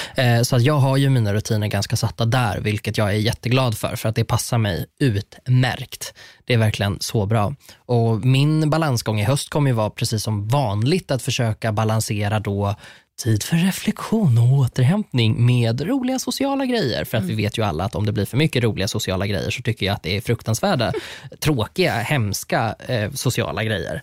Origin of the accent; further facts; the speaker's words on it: Sweden; Jag är uppvuxen på landet